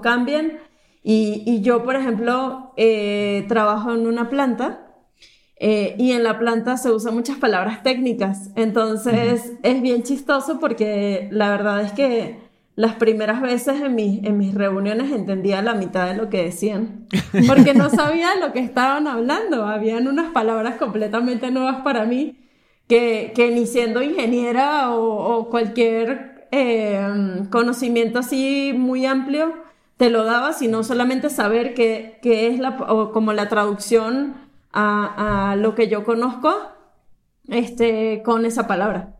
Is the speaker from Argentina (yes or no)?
no; Caracas, Capital District, Venezuela; moved away as an adult; now in Mexico; viví en Caracas em, toda mi vida, eh, nos mudamos a, México hace tres años